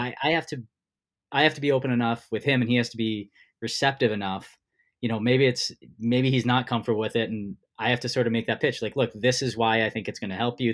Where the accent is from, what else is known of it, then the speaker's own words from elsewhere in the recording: New Jersey, United States; I grew up in New Jersey